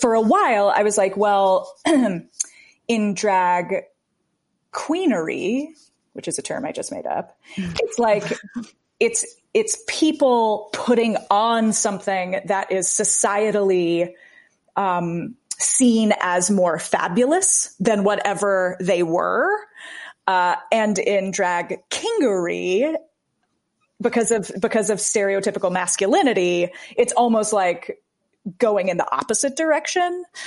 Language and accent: English; the South, United States; I'm from the South